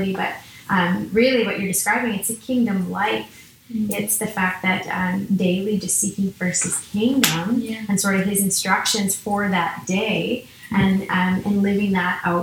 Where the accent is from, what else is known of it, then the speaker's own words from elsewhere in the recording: Saskatchewan, Canada; I'm from Saskatchewan